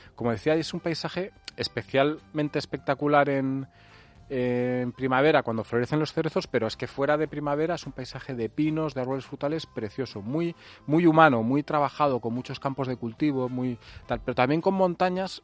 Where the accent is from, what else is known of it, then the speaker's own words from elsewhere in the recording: north of Alicante province, Valencian Community, Spain; bastante cerca de, de, mi pueblo, está a unos kilómetros, no sé, habrá media hora de coche